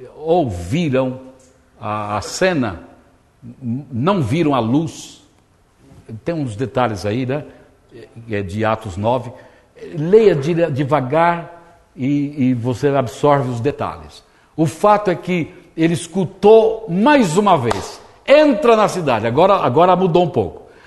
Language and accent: Portuguese; Brazil; eu sou do Brasil